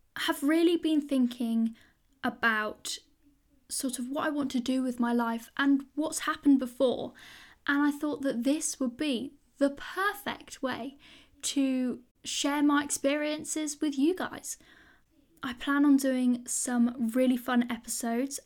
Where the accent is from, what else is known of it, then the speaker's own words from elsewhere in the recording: United Kingdom; I am a British school student